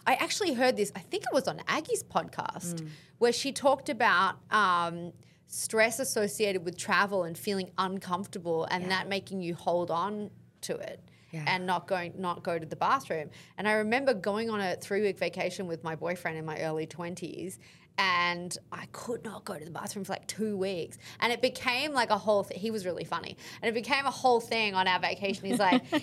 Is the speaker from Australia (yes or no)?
yes; Australia; I'm Australian